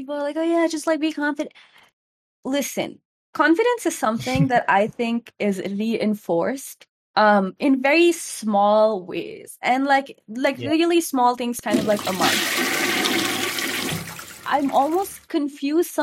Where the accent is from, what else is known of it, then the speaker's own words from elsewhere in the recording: India; I am an Indian woman